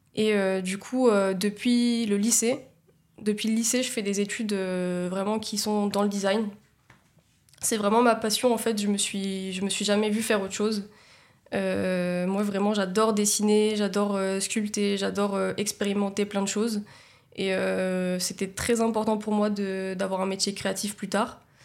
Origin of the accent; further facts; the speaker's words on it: Nice, Provence-Alpes-Côte d'Azur, France; also born or lived in Saint-Laurent-du-Var / Italy; moi en fait je suis née à Nice, j'ai grandi à Nice.